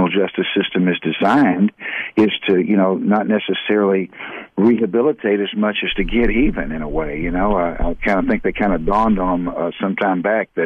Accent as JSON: {"language": "English", "town": "Houston", "region": "Texas", "country": "United States", "tie": "born or raised there", "said": "I grew up in southeast Houston, Texas"}